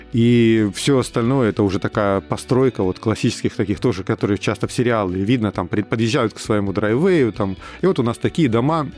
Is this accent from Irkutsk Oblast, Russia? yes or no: no; Rostov-on-Don, Rostov Oblast, Russia; moved away as an adult; also born or lived in Saint Petersburg, Russia; now in Toronto, Canada; к Ростову, к моему, где я р-, родился и вырос